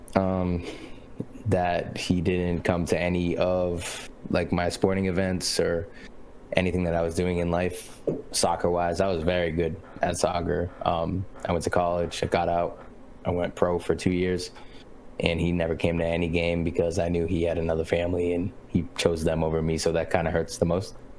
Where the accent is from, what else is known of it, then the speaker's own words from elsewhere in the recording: New Bedford, Massachusetts, United States; I am originally born and raised in New Bedford, Massachusetts, which is a small little whaler city on the East Coast